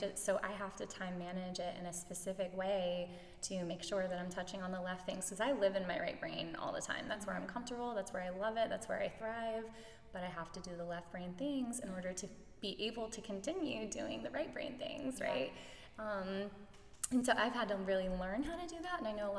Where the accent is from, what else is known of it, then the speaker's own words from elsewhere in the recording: St. Petersburg, Florida, United States; I was born and raised in St. Pete.